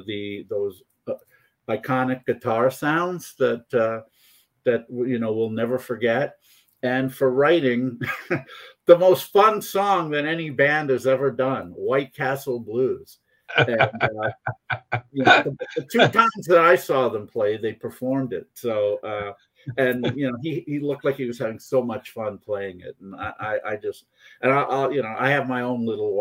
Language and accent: English; Poughkeepsie, then Rockland County, New York, United States; also born or lived in North Jersey; I grew up in first in Poughkeepsie and then in Rockland County